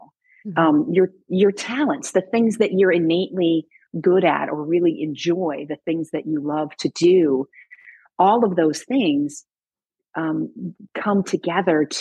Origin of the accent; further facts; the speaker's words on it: Illinois, United States; now in Oregon, United States; I grew up in Illinois